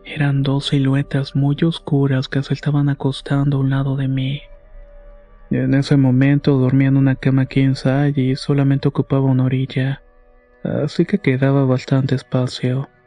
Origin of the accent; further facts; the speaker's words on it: Morelia, Michoacán, Mexico; also born or lived in Apatzingán; Y eh, soy originaria de Apatzinga, Michoacán. Pero desde muy pequeña he vivido en Morelia. Cuando tenía como 10 años nos mudamos a la colonia Villa Universitaria que está por Ciudad Universitaria.